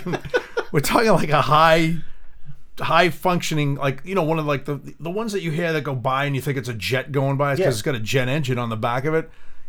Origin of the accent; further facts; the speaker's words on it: Boston, Massachusetts, United States; accent: Dorchester; I'm from Boston.